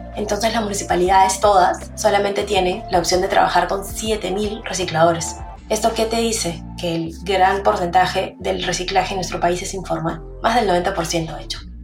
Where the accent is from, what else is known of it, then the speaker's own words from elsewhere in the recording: Peru; nuestro país tiene 1.500 más o menos mapeados botaderos ilegales